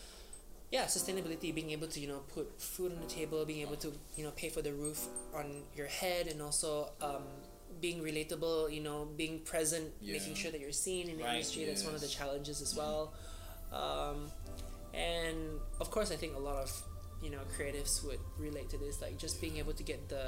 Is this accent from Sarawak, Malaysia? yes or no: yes; Miri, Sarawak, Malaysia; moved away as an adult; now in Kuala Lumpur, Malaysia; I'm originally from Miri, Sarawak, from Borneo. I moved here about 3 years ago